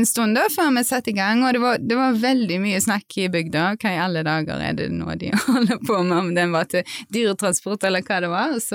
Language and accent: Norwegian; Haugesund, Rogaland, Norway; moved away; also born or lived in Berlin; jeg kommer fra Haugesund